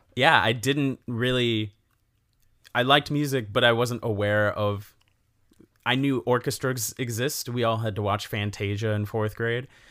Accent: Elkhorn, Wisconsin, United States; I grew up in Elkhorn, Wisconsin

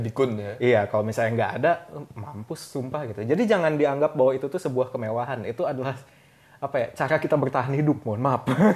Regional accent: Bandung, West Java, Indonesia; moved away as an adult; also born or lived in Depok; gue perantau jadi gue dari Bandung

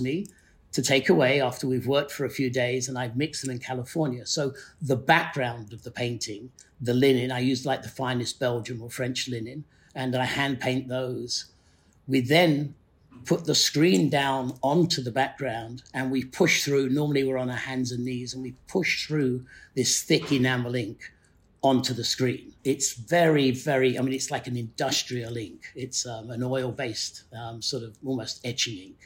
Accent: the north of England, United Kingdom; moved away; also born or lived in Yorkshire / Middlesbrough / Newcastle / Carlisle; growing up in Northern England in the 60s and 70s

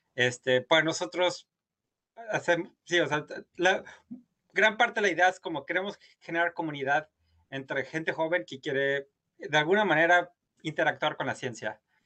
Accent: Guanajuato, Mexico; moved away as an adult; also born or lived in Europe / Harvard University, United States; crecí, soy originario de Guanajuato

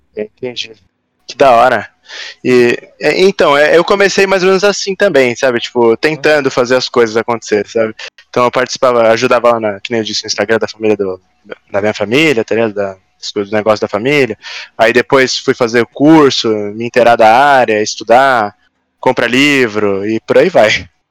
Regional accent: Florianópolis, Santa Catarina, Brazil; moved away as an adult; also born or lived in Ireland; now in São Paulo, Brazil; Eu sou de Floripa. Eu nasci aqui em São Paulo, mas fui novo para Floripa. E aí né? é... a maior parte da vida eu passei lá

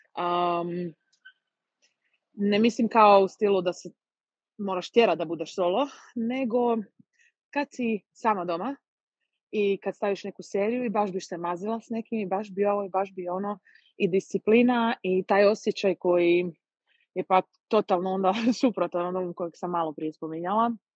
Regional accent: Croatia; kod nas u Hrvatskoj

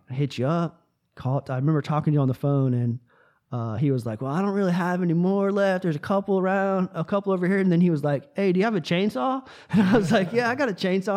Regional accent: Tampa, Florida, United States; moved away as an adult; also born or lived in western North Carolina; now in North Carolina, United States; I'm from Tampa, Florida

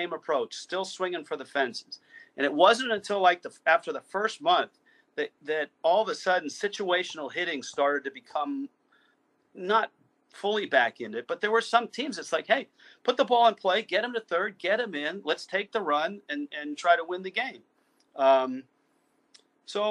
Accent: Bay Area, California, United States; when I was a kid growing up in the Bay Area

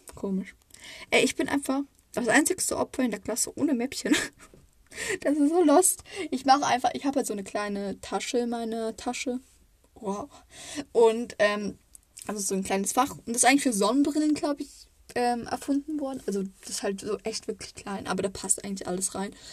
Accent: Baden-Württemberg, Germany; ich komme aus Baden-Württemberg. Also, ich wohne nicht weit, also naja, es ist nicht weit weg? So eine Stunde von Freiburg oder Baden-Baden oder Karlsruhe

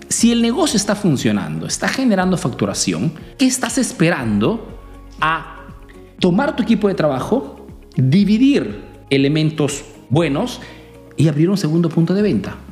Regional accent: Peru; now in Italy

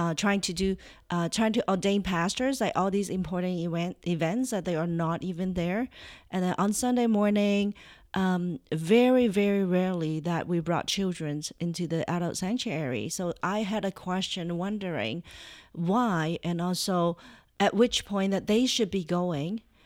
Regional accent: Toronto, Ontario, Canada; Yeah, we're from Toronto, uh, Ontario, Canada. So I'm Canadian.

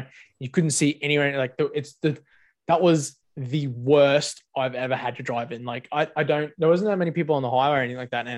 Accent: North Queensland, Australia; moved away; I'm from North Queensland where it rains a fucking lot

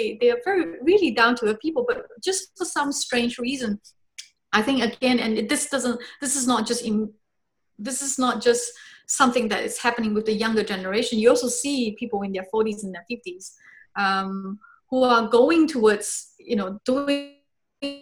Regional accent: Singapore; I grew up in Singapore. I was born there

